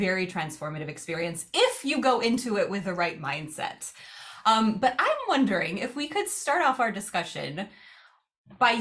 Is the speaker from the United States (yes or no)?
yes; United States; us as Americans